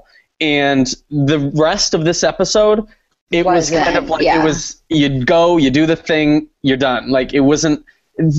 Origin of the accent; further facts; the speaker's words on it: Okemos, Michigan, United States; when I was growing up in my hometown, in my high school, all of the drama club, I was in drama club, obviously, duh, but all of the drama club would put on our own versions of Big Brother. We would, like, have the house for the weekend and, like, have all these challenges. We did Amazing Race Okemos, Michigan